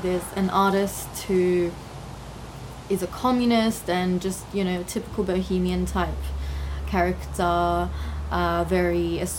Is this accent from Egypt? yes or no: no; Australia; Iraqi. Both my parents are Iraqi, but I was born and raised in Australia.